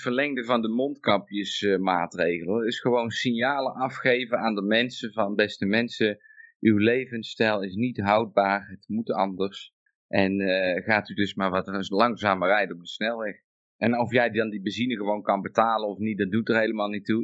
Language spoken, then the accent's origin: Dutch; Netherlands; moved away; ik kom uit Nederland